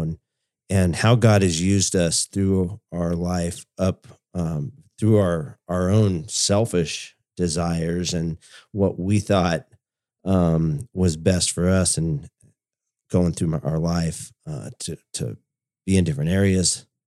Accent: California, United States; we grew up in California, um, in high school.

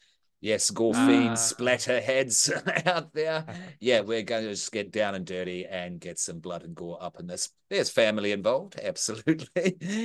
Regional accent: New Zealand; now in Australia; I'm still a Kiwi.

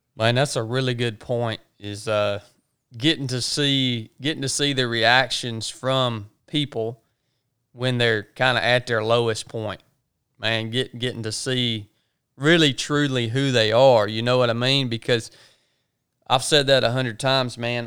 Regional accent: the South, United States; accent: country; dudes like us that were born and raised in the South

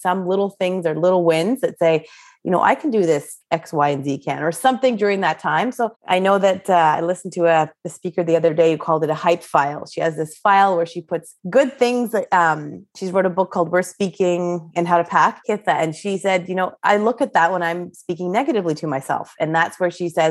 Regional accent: Canada; I grew up in Canada

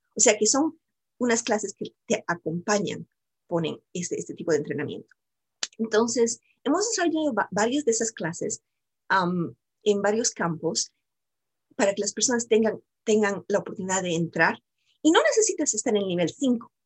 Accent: Bolivia; moved away as an adult; now in United States; yo soy también de Bolivia, yo soy sudamericana y yo también vine aquí a los Estados Unidos y aprendí inglés. vine cuando estaba muy joven, cuando estaba comenzando la universidad.

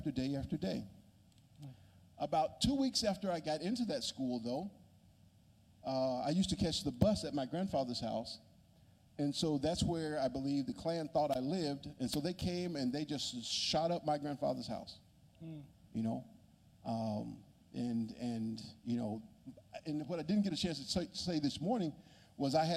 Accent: Magee, Mississippi, United States; also born or lived in Mendenhall, Mississippi; I grew up in McGee, Mississippi, which is about 40 miles south of Jackson.

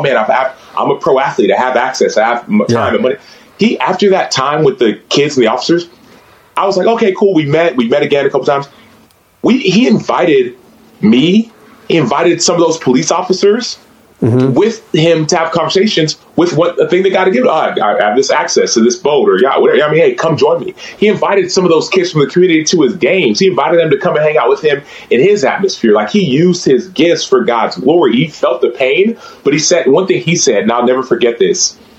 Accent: Nigeria; accent: Igbo; I did not do it in Igbo, nor did I did it in my Igbo accent.

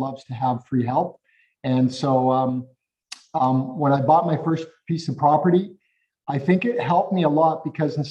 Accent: Calgary, Alberta, Canada; moved away as an adult; also born or lived in Edmonton; I'm also from, born and raised in Calgary

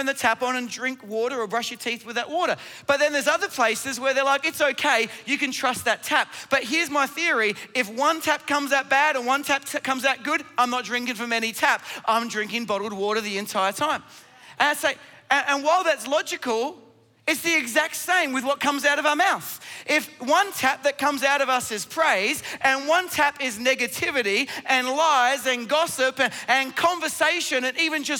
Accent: Australia

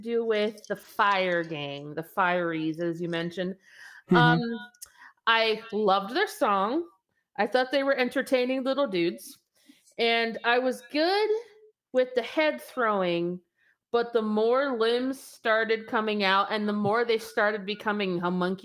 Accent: Arizona, United States; I'm from Arizona

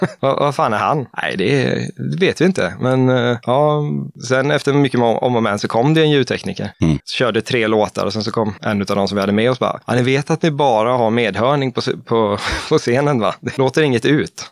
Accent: Stockaryd, Jönköping County, Sweden; now in Eksjö, Sweden; vi vill trygga uppväxten för, för våra barn, så vi flyttar till Småland

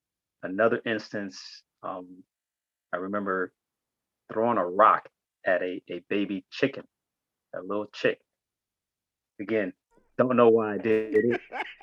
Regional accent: Ibadan, Oyo, Nigeria; born there; So I was born in Ibadan, and in 1971

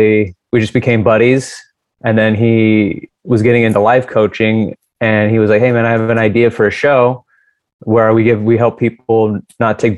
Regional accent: Seattle, Washington, United States; also born or lived in Puyallup, Washington; Puyallup, Washington. So I'm from Seattle

